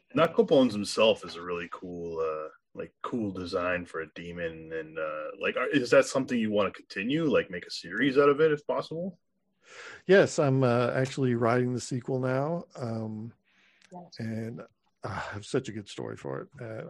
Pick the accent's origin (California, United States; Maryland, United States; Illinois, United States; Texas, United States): Texas, United States; moved away as an adult; now in Los Angeles, United States; I grew up in Texas